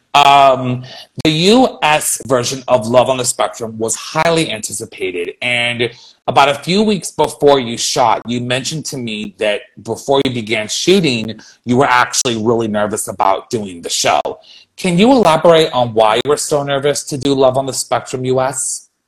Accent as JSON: {"language": "English", "town": "San Francisco", "region": "California", "country": "United States", "tie": "born or raised there", "said": "my hometown of San Francisco"}